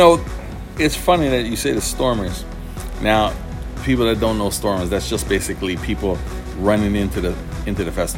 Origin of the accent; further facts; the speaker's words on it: Antigua & Barbuda; moved away; back in Antigua, I'm from Antigua